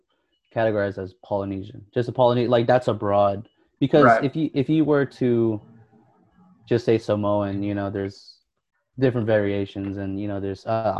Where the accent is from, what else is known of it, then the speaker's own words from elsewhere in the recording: Philippines; And, I mean, of course, I'm Filipino